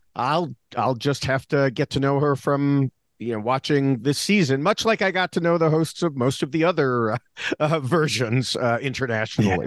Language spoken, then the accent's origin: English; United States; me as an American here